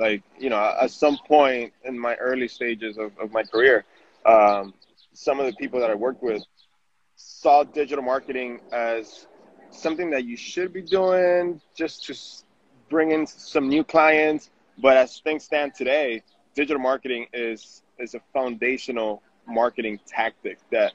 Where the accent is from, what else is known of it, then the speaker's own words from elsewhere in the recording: Miami, Florida, United States; moved away as an adult; also born or lived in Venezuela; now in New York City, United States; I'm originally from Venezuela. I grew up in Miami.